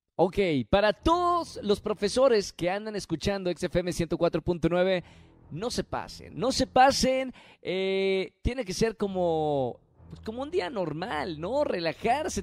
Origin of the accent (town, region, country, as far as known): Monterrey, Nuevo León, Mexico